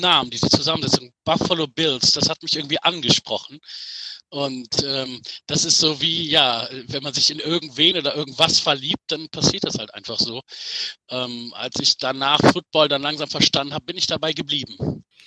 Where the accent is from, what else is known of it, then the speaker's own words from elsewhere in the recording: Düsseldorf, North Rhine-Westphalia, Germany; ich bin gebürtiger Düsseldorfer